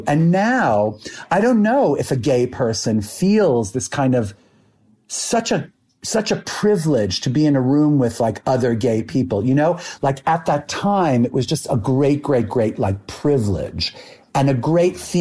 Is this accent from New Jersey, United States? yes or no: no; New York City, New York, United States; I moved to New York City from Brooklyn